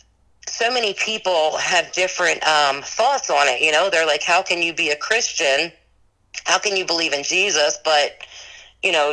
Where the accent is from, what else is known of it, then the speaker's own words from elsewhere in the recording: Maryland, United States; now in Gettysburg, United States; I grew up in Maryland